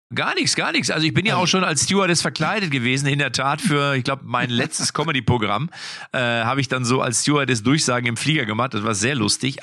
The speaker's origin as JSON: {"language": "German", "region": "North Rhine-Westphalia", "country": "Germany", "said": "ich komme ja aus Westfalen"}